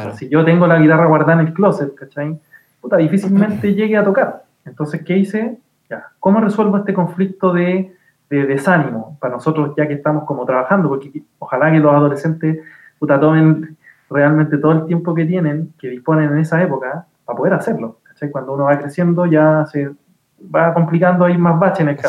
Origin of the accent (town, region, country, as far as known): Chile